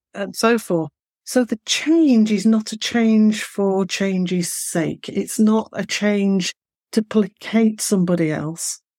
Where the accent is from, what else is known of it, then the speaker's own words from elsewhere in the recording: Manchester, North West England, United Kingdom; accent: Mancunian; I'm from the north, I'm from Manchester, and you can hear that in the way that I speak. So I don't speak in broad Mancunian.